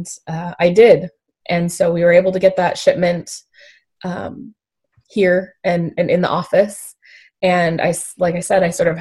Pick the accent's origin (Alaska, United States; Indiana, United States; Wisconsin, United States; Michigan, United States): Alaska, United States; I was born and raised in Alaska. I've lived here my whole life